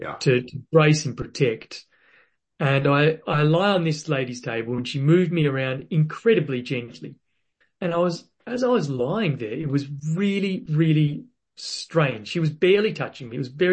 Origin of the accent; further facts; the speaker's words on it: Western Australia, Australia; I was born in Western Australia